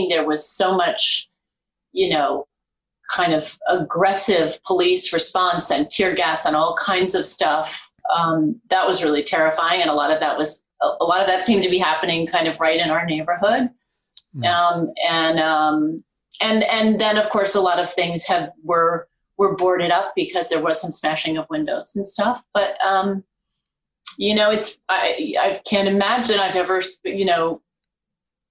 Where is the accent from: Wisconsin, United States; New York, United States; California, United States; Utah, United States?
New York, United States; New York City; I am a New Yorker